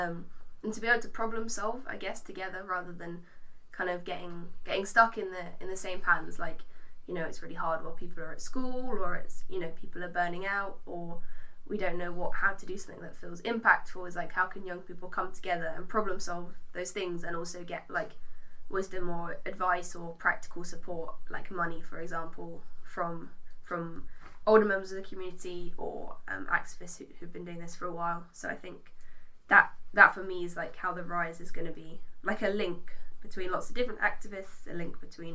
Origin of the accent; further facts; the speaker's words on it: London, United Kingdom; now in Stroud, United Kingdom; I grew up in London